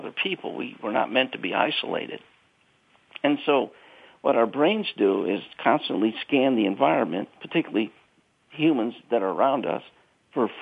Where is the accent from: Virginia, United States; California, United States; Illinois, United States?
Illinois, United States; Chicago; I'm from South Side of Chicago